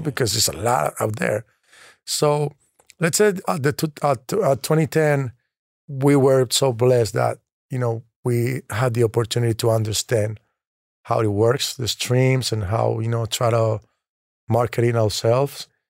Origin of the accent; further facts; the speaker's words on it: Colombia; I'm from Colombia